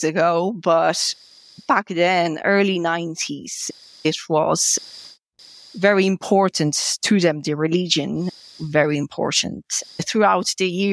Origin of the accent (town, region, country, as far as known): Poland; first language Polish; English is a second language; moved away as an adult; also born or lived in Georgia; now in Ireland